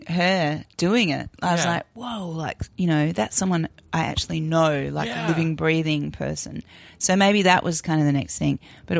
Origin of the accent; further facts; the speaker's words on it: Adelaide, South Australia, Australia; moved away as an adult; also born or lived in Melbourne / New Zealand; now in Sydney, Australia; And when I was about three, we moved to Adelaide. And I grew up in Adelaide. And then I got into NIDA and came to Sydney when I was about 18, 19.